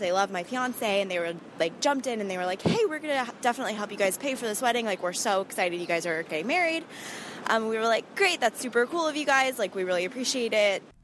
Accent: Southern California, United States; moved away as an adult; now in New York, United States; we're originally from Southern California

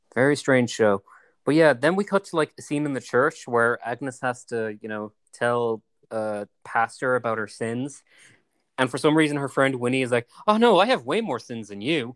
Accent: Ireland; I am Irish, so I like watching movies about my country

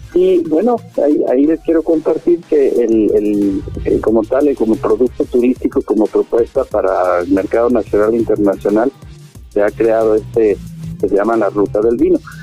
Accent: Mexico; Como mexicanos, pues la gran mayoría procesamos pues, profesamos el catolicismo

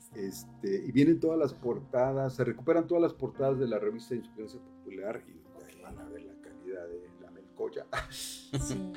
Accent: Cuautla, Morelos, Mexico; soy de Cuautla

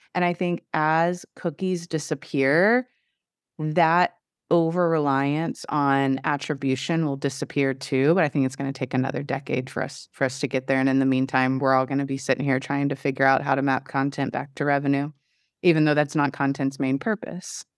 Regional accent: Southeast Texas, United States; I come from Southeast Texas

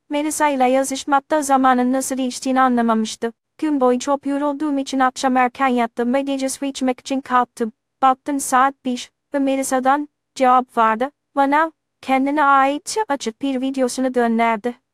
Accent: Trabzon, Turkey; now in Istanbul, Turkey; Aslen Trabzonluyum. Şu an İstanbul Havalimanı'nda güvenlik görevlisi olarak çalışıyorum.

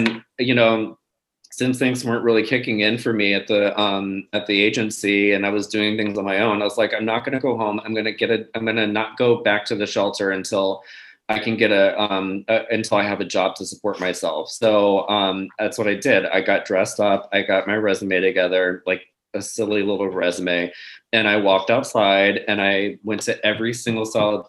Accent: Richmond, Virginia, United States; I'm from Richmond, Virginia, originally

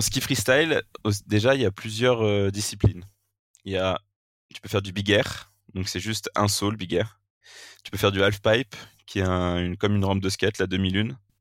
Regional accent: Vercors, Auvergne-Rhône-Alpes, France; Je suis originaire du Vercors, qui est euh, donc euh, Vercors, une station de ski au-dessus de Grenoble. J'ai grandi ici depuis, depuis que je suis tout petit

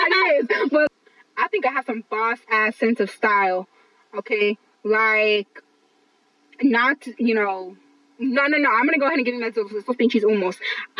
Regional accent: Los Angeles, California, United States; first language English; I grew up in East LA. I grew up in East Los Angeles.

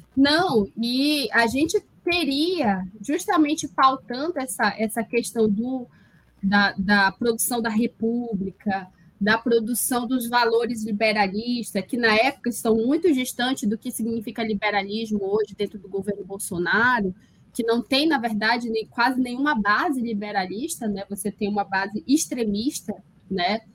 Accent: Parintins, Amazonas, Brazil; moved away as an adult; also born or lived in São Carlos, Brazil; now in Jena, Germany; eu sou da cidade de Parintins, interior do Amazonas, com muito orgulho

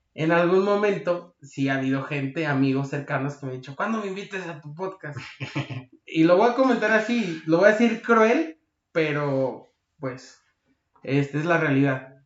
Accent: Mexico; yo, como mexicano, debo quedarme en México

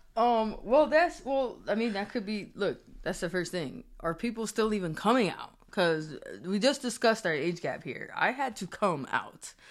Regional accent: Springfield, Massachusetts, United States; also born or lived in Maryland; now in New Jersey, United States; I'm from Springfield, Massachusetts. I represent Springfield, Massachusetts.

